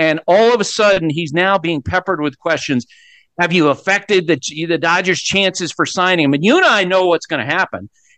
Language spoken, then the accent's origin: English; Central Vermont, United States; as a product of Central Vermont